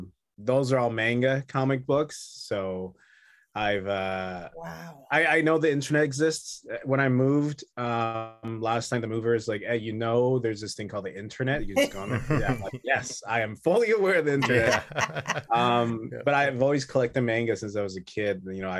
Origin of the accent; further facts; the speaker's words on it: Canada; I'm in Vancouver, British Columbia, actually. I'm Canadian, so I'm in Canada now.